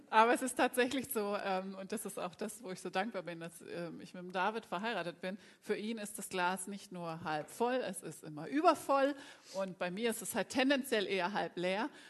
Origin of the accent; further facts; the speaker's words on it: Bremen, Germany; moved away; da geht jetzt ein Gruß in meine Heimat. Also, liebe Bremer